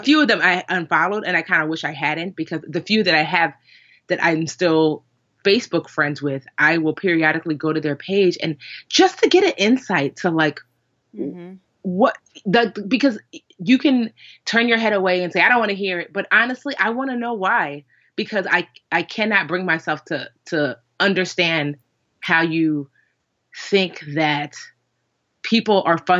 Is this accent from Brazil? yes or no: no; Westfield, New Jersey, United States; I grew up in Westfield, New Jersey, which is like largely white, Jewish, but surprisingly, well, I don't know if surprisingly, but pretty liberal, honestly